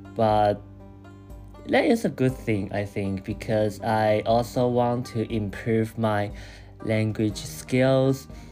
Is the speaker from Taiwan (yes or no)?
yes; Taiwan; English is a second language; moved away as an adult; also born or lived in Chiba, Japan; now in Tokyo, Japan; I also returned to Taiwan for like a month, and then I came back to Japan